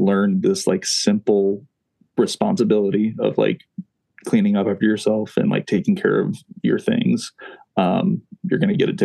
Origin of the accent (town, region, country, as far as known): Kokomo, Indiana, United States; also born or lived in Fort Wayne, Indiana